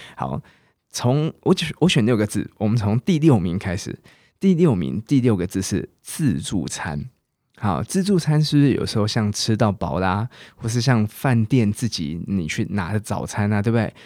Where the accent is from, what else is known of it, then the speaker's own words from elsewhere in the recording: Taiwan; accent: Taiwanese Mandarin; moved away as an adult; now in United Kingdom; 我台湾国语